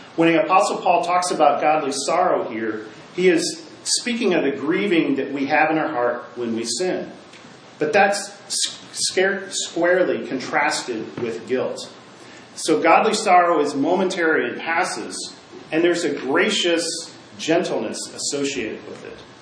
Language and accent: English; Midwest, United States; where I grew up in the Midwest